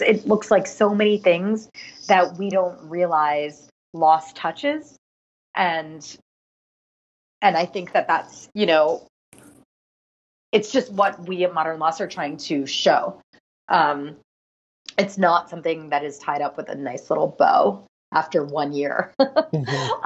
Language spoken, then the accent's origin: English; Philadelphia, Pennsylvania, United States; now in New York City, United States; Philadelphia, which is my hometown